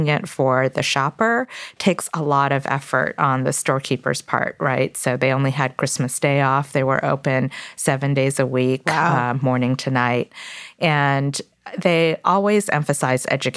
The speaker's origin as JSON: {"language": "English", "town": "Toronto", "region": "Ontario", "country": "Canada", "tie": "born or raised there", "also_born_or_lived": "Korea", "second_language": "English", "said": "we moved from Korea to Toronto, Canada when I was 4 years old"}